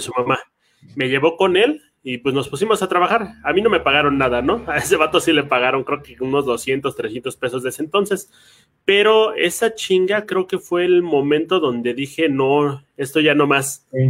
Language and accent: Spanish; Mexico City, Mexico; los dos venimos de barrio, ¿no? Yo vengo de Tlalpan